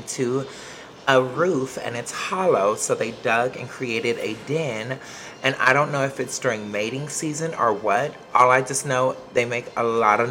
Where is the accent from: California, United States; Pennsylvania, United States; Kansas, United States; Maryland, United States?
California, United States; Los Angeles; moved away as an adult; now in Temple, United States; I'm from Hollywood, California